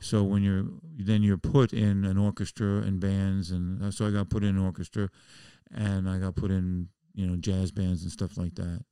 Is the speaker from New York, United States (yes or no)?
yes; New York City, New York, United States; moved away as an adult; also born or lived in Oregon; I'm a Jew from the Bronx